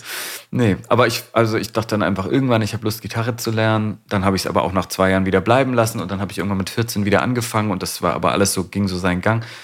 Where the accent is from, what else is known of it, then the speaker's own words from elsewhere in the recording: Hamburg, Germany; moved away as an adult; now in Berlin, Germany; ich bin ja in Hamburg geboren und aufgewachsen